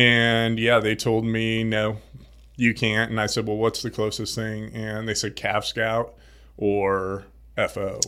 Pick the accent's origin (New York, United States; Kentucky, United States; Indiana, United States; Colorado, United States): Indiana, United States; Indianapolis; moved away as an adult; also born or lived in Florida; Grew up in Indianapolis, Indiana. Midwest.